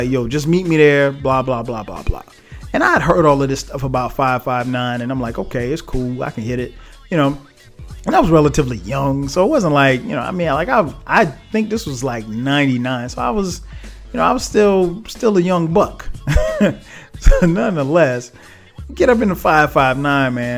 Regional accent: South Carolina, United States; I'm from South Carolina.

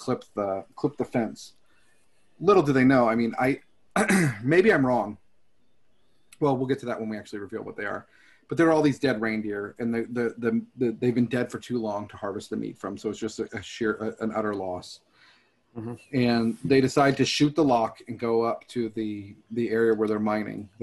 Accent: Texas, United States; I'm from Texas

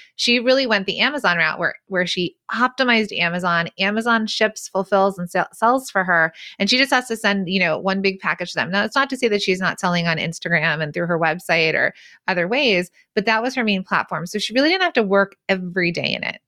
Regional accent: the San Fernando Valley, California, United States; accent: Valley Girl; I'm actually from the Valley.

